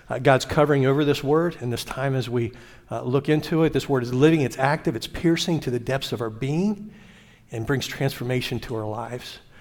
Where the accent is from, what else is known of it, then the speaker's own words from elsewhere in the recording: Glen Rock, Pennsylvania, United States; also born or lived in York, Pennsylvania; I grew up raised in the thriving metropolis of Glen Rock